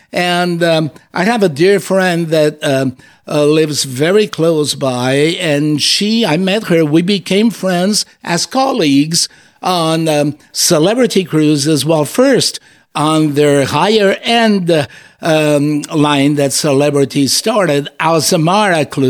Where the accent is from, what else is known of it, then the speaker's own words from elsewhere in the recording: Azores, Portugal; moved away; being from an island, I was born in the Azores